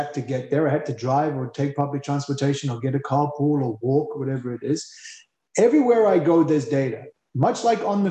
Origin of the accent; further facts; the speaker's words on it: South Africa; being a South African